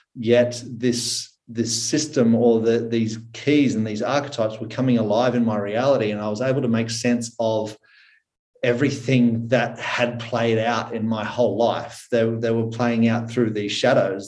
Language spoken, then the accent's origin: English; Australia; accent: Aussie; I am currently in Australia. I was born in Australia